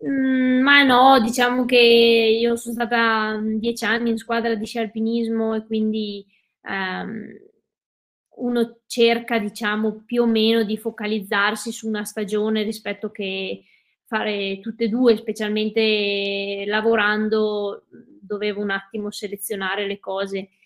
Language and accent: Italian; Cadore, Veneto, Italy; sono veneta, sono nata e cresciuta in Dolomiti, eh, in Cadore precisamente